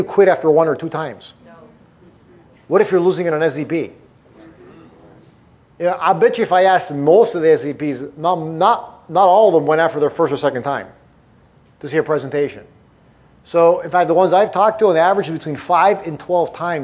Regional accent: Toronto, Ontario, Canada; now in Arizona, United States; I was born and raised in Toronto, Canada

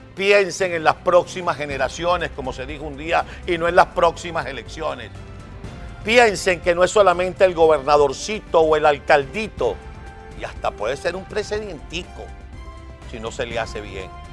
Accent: Venezuela; como venezolano

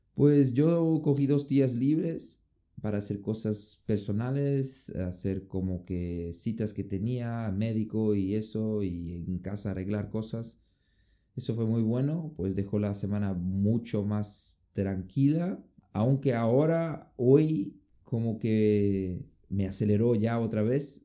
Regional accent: Brazil; moved away; vengo de Brasil

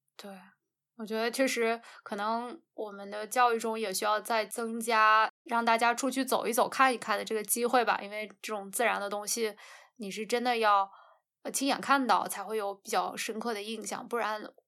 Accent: North China, China; 我们家是华北的嘛

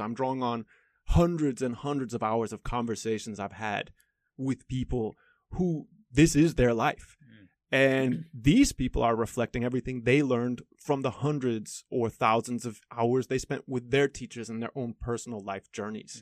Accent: United States; moved away as an adult; also born or lived in Stockholm, Sweden / Philadelphia, United States / Chicago, United States / China; now in Taiwan; I was born in Stockholm, uh, but I grew up in Philadelphia and Chicago.

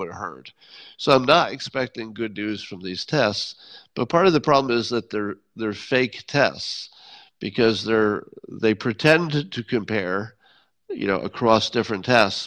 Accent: Windham, New York, United States; moved away; my hometown of Wyndham

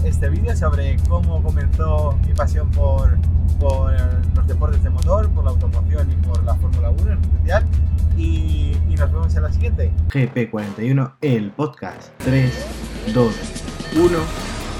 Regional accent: Valencia, Valencian Community, Spain; yo soy de Valencia

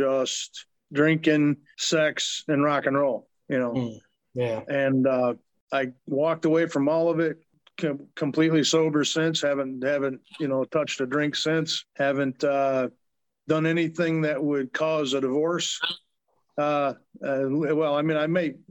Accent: Flint, Michigan, United States; moved away; also born or lived in St. Louis; Flint, born and raised

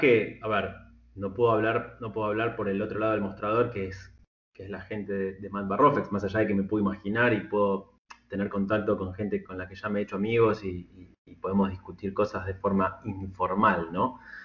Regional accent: Argentina; somos en Argentina

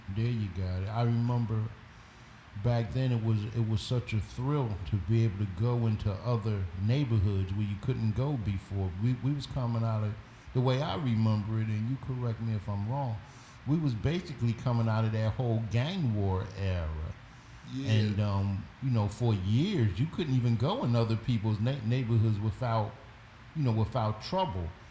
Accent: Philadelphia, Pennsylvania, United States; I was from West Philly

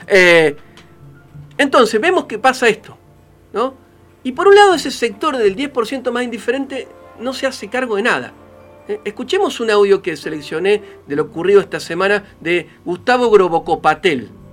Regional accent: Argentina; nuestro país

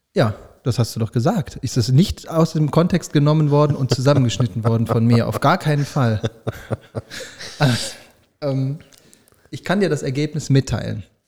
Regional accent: Düsseldorf, North Rhine-Westphalia, Germany; Als Düsseldorfer sage ich

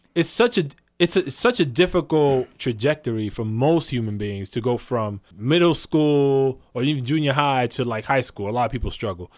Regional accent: New York City, New York, United States; I'm from the Bronx

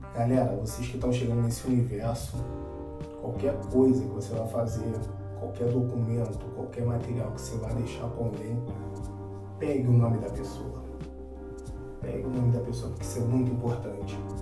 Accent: São Gonçalo, Rio de Janeiro, Brazil; also born or lived in Niterói; eu nasci em Niterói, mas sou criado em São Gonçalo.

